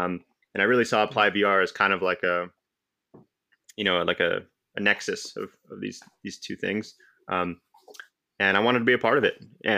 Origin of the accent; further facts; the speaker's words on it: Cupertino, California, United States; So I was born and raised in the Silicon Valley, Cupertino, actually. You know, growing up, you tell people you're from Cupertino and they're like, well, where the hell is that?